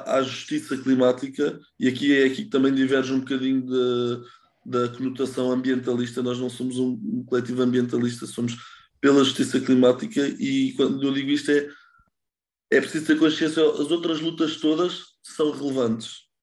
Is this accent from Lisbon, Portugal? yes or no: yes; Lisbon, Portugal; moved away as an adult; also born or lived in Netherlands; sou de Lisboa e vivi a minha vida toda em Lisboa, tirando os anos mais recentes que vivi na Holanda